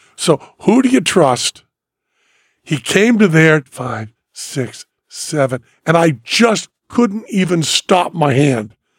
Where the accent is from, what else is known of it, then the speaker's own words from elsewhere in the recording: Greenfield, Massachusetts, United States; now in Las Vegas, United States; when I was growing up in Greenfield, Massachusetts